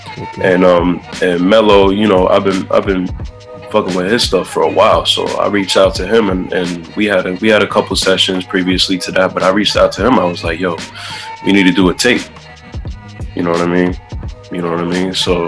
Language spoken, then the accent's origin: English; Staten Island, New York, United States; No, where the … was built at. Honestly, it was it's not much different than growing up in a place like Brooklyn or Queens or Manhattan.